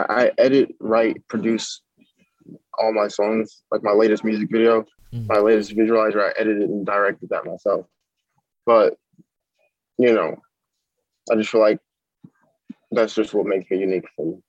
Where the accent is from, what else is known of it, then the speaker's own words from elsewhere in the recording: Minnesota, United States; I went to the library growing up in Minnesota when we were in Minnesota